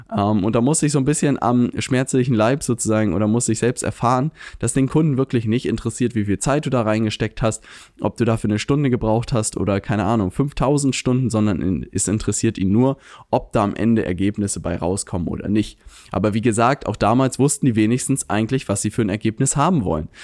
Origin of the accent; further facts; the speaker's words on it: Lübeck, Schleswig-Holstein, Germany; moved away; komme ich ursprünglich aus Lübeck